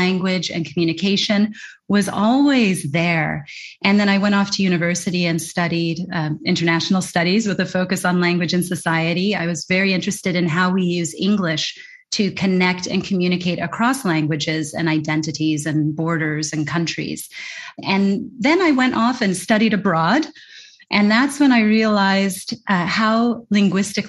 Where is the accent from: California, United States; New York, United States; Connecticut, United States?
California, United States; moved away as an adult; my hometown in California